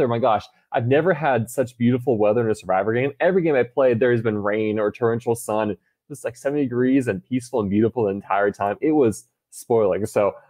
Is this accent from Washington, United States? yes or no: no; Texas, United States; I came from Texas.